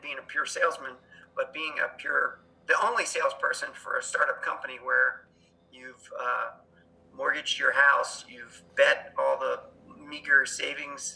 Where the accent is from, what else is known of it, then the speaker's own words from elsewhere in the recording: Cincinnati, Ohio, United States; moved away as an adult; also born or lived in Penn State University, Pennsylvania; I grew up in Cincinnati, Ohio.